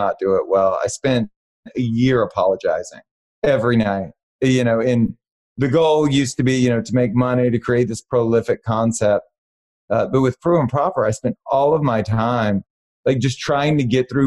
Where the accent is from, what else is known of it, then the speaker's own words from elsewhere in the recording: Baton Rouge, Louisiana, United States; moved away as an adult; now in Los Angeles, United States; I was born and raised in Baton Rouge, Louisiana